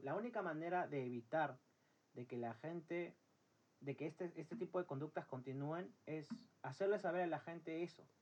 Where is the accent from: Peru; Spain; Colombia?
Peru; somos de Perú